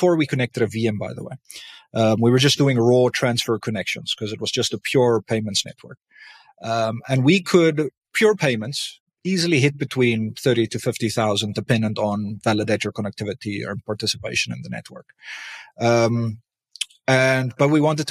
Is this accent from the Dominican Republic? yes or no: no; South Africa; I'm South African